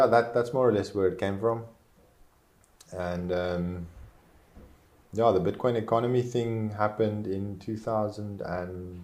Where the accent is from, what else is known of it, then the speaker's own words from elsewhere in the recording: South Africa; first language Afrikaans; English is a second language; I am South African.